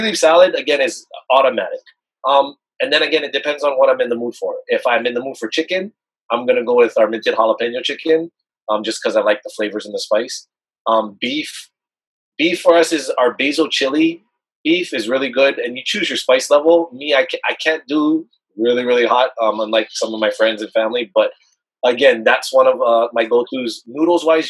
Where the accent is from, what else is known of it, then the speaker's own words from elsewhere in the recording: Hawaii, United States; moved away as an adult; also born or lived in Belmont, California; now in Dublin, California, United States; I'm actually born and raised in Hawaii.